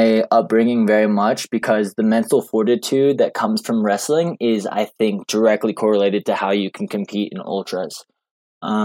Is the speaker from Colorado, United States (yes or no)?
yes; Boulder, Colorado, United States; moved away as an adult; also born or lived in Gunnison, Colorado / Fayetteville, Arkansas; now in Flagstaff, United States; I grew up in Boulder, Colorado, and then grew up there and then went to college to a Division II school called Western State for 2 years